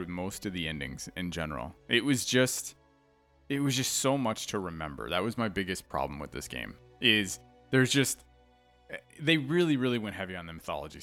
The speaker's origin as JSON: {"language": "English", "country": "United States", "said": "as an American"}